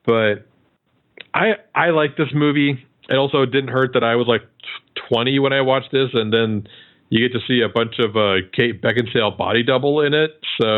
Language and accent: English; Iowa, United States; my home state of Iowa.